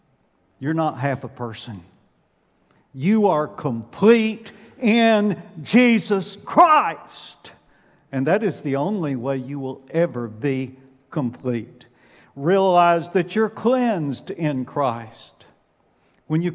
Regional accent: Alabama, United States; I'm from Alabama

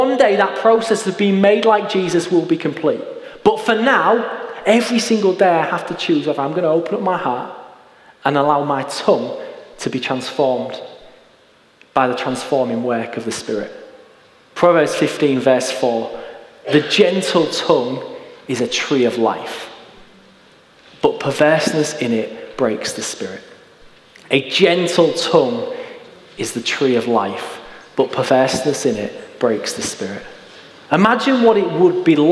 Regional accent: Hull, Yorkshire and the Humber, United Kingdom; I grew up in East Hull, and I went to school on Bilton Grange

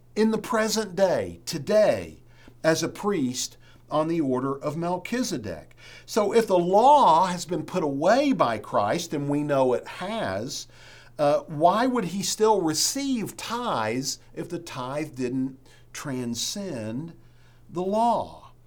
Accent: West Virginia, United States; moved away; I'm from West Virginia

